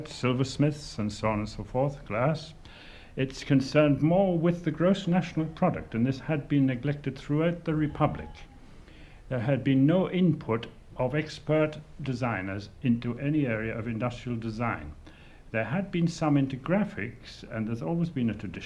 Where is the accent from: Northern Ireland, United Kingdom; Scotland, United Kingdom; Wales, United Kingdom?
Wales, United Kingdom; North; moved away as an adult; now in Dublin, Ireland; I come from North Wales